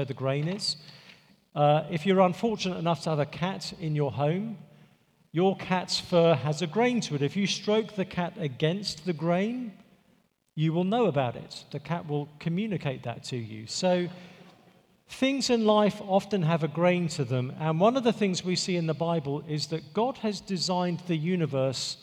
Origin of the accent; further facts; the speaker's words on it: England, United Kingdom; moved away; I'm from England